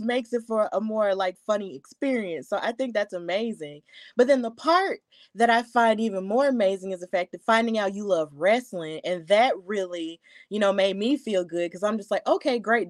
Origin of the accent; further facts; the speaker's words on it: Alabama, United States; I'm from Alabama